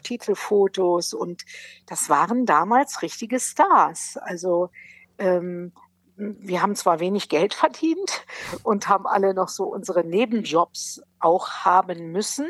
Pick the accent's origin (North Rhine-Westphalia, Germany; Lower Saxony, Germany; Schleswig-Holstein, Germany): North Rhine-Westphalia, Germany; Brilon; moved away; ich bin aus Brilon, das liegt im Sauerland